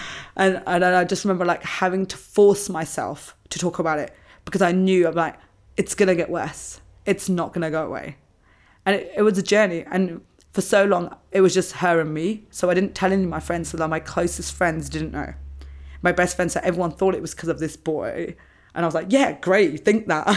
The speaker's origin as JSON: {"language": "English", "region": "England", "country": "United Kingdom", "tie": "born or raised there", "moved": "as an adult", "lives_now": "Australia", "said": "growing up in England, we do, a lot of schools are Church of England"}